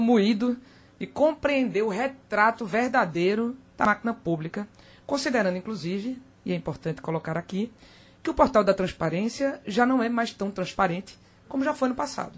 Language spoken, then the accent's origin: Portuguese; Caruaru, Pernambuco, Brazil; eu vi do interior, né? eu me criei em Caruaru.